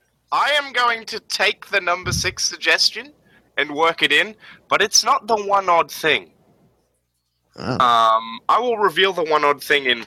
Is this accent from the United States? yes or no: no; Australia; we're Australian